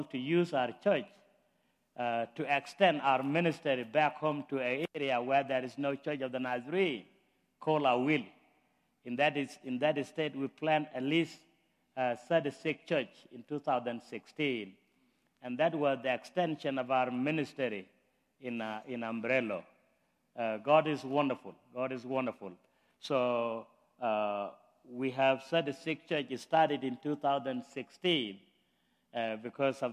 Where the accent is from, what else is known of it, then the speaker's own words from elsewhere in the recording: South Sudan; moved away as an adult; now in United States; I'm from South Sudan. I've been in the state for 18 years.